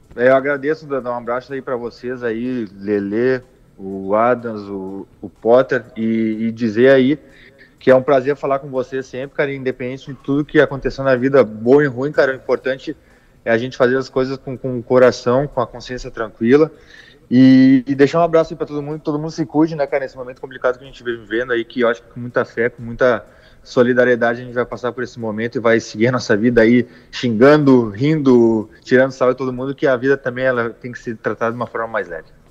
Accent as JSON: {"language": "Portuguese", "region": "Rio Grande do Sul", "country": "Brazil", "said": "sou gaúcho"}